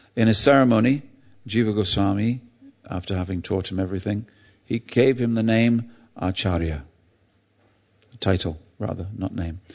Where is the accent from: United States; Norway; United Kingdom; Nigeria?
United Kingdom; England; I'm English